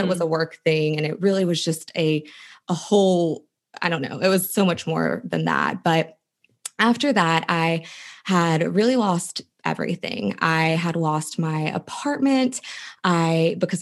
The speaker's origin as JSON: {"language": "English", "region": "West Virginia", "country": "United States", "moved": "yes", "said": "I went to college. I was from West Virginia"}